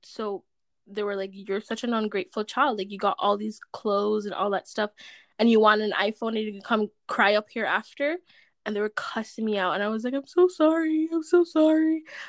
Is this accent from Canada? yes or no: no; Jamaica; moved away; growing up in Jamaica